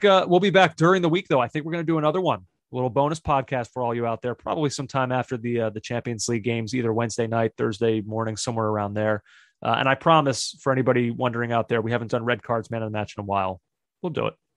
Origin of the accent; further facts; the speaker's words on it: United States; an American soccer fan